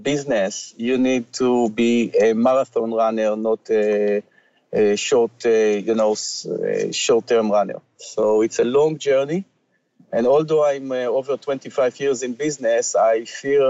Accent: Ra'anana, Central District, Israel; moved away as an adult; now in Canada; I came from a small town in Israel called Ra'anana.

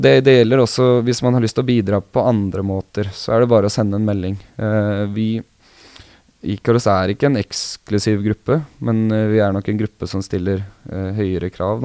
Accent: Vestfold, Norway; also born or lived in Sandefjord; now in Oslo, Norway; Jeg er, ikke, jeg er ikke oppvokst i Oslo. Jeg er oppvokst i Vestfold.

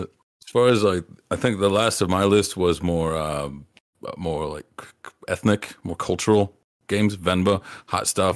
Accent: Appalachia, United States; I grew up in Appalachia

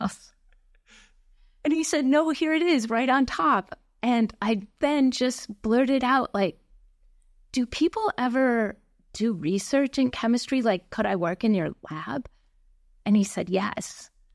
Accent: Lake Mills, Wisconsin, United States; moved away; I grew up in a very small town in Wisconsin

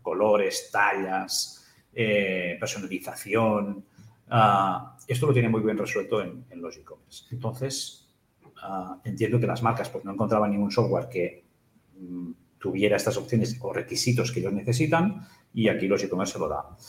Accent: Capellades, Catalonia, Spain; also born or lived in Igualada / La Torre de Claramunt; now in Barcelona, Spain; yo, nací en Barcelona, pero mi madre es de, de Capellades, mi padre es de Barcelona, nos fuimos a vivir en Capellares

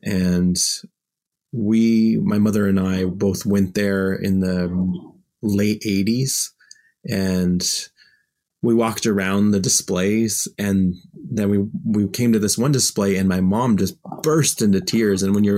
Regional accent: Memphis, Tennessee, United States; I've grown up all over the U.S. because my dad was in the military. He was a pilot. And part of my life, I grew up in Memphis, Tennessee.

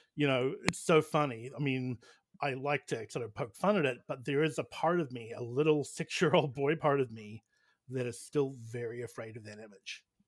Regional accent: New Zealand; I hail from New Zealand

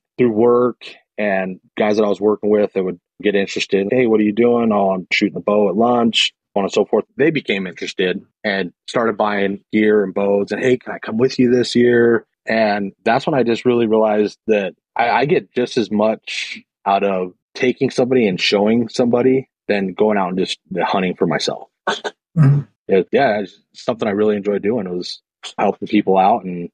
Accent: Salt Lake City, Utah, United States; I grew up in Salt Lake City, in the sub-neighborhood of Rose Park

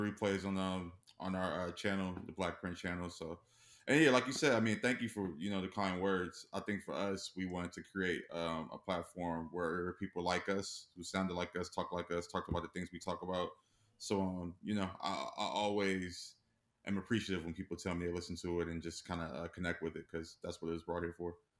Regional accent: Los Angeles, California, United States; born and raised in Los Angeles.

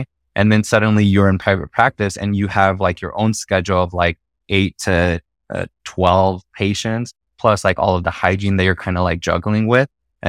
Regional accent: Mexico; accent: Mexican; my Mexican accent is coming out a little bit.

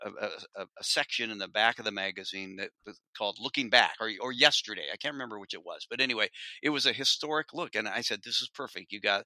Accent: Corvallis, Oregon, United States; I grew up in Corvallis.

